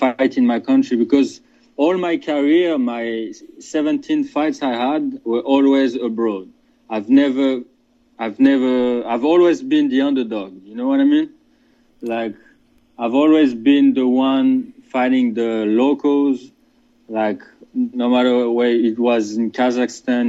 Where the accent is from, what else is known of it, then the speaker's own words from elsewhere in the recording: France; now in Geneva, Switzerland; I was born and raised in France, but I live now in Switzerland.